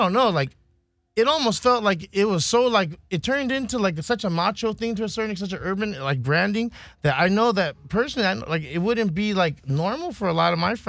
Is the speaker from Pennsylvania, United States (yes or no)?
no; Florida, United States; moved away; I was the guy from Florida